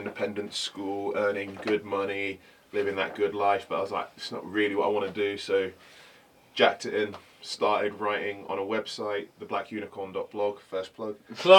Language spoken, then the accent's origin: English; London, United Kingdom; born there; I was born in London, spent a lot of time in London, but no, I don't have the London accent, and I feel very much like a kind of, you know, a man without a place.